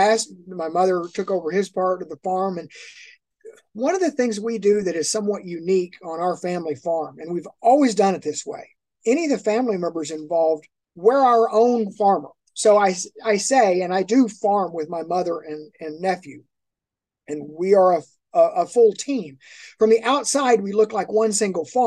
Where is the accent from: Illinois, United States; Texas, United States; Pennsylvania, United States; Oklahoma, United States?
Oklahoma, United States; Miami; We're at a junior college here in my hometown